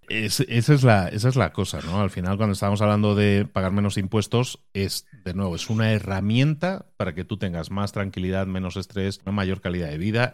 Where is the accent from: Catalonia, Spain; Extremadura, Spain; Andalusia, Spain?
Catalonia, Spain; Barcelona; moved away as an adult; also born or lived in Galicia; yo soy nacido en Galicia y me crié en Barcelona y luego he emigrado a otro país